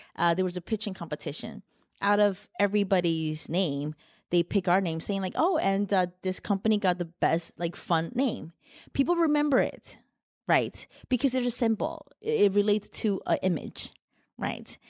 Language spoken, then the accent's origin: English; New Jersey, United States; accent: mixed; also born or lived in Shanghai, China; I was born in Shanghai, China, raised in Jersey. So, got a bit of a mixed accent here